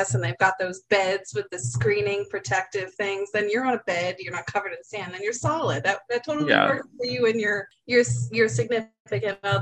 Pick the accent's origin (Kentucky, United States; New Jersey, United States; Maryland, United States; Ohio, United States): New Jersey, United States; I'm from Jersey. I'm over the beach